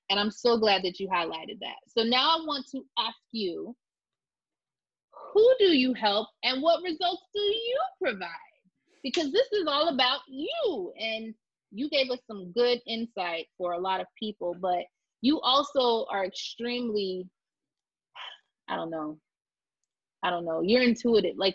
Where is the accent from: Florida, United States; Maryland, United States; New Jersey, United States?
Florida, United States; I came from South Florida and there's a lot of Jewish, you know, people in South Florida.